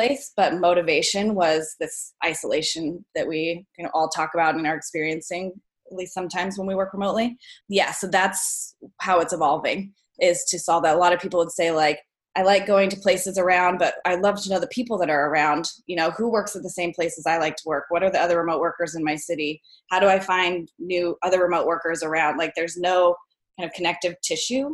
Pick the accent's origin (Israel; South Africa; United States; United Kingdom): United States; Portland; I came back to my hometown, and I was in Portland for about a year